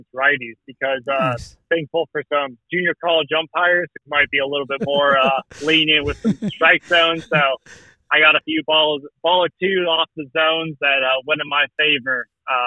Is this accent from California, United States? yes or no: yes; Morro Bay, California, United States; I grew up in Morro Bay, so in a smallish community